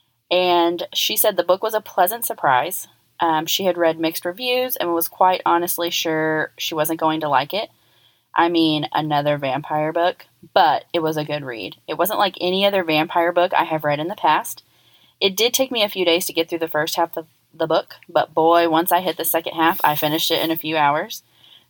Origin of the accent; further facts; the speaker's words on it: Texas, United States; also born or lived in Colorado; I'm from the South. And they're like, yeah, I'm like, Texas.